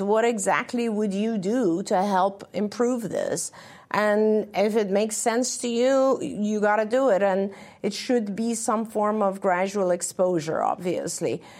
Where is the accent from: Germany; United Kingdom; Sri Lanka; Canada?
United Kingdom; England; moved away; When I grew up, I grew up in England.